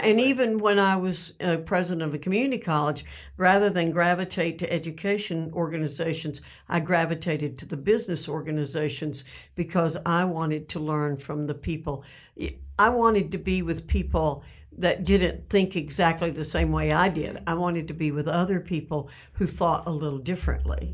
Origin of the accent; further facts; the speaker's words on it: the mountains of North Carolina, United States; also born or lived in New York City; I was born in New York City, but, uh, we moved to North Carolina when I was six and a half years old. And so I grew up in the mountains of North Carolina